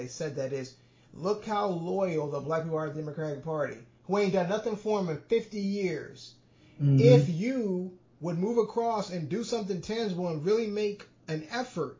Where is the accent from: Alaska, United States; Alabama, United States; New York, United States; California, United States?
Alabama, United States; Saraland; I grew up in Saraland